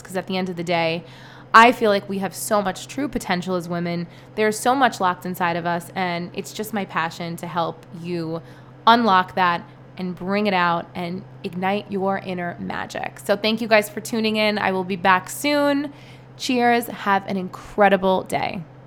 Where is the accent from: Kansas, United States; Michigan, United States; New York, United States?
New York, United States; New York City; also born or lived in East Village, New York City; I grew up in Brooklyn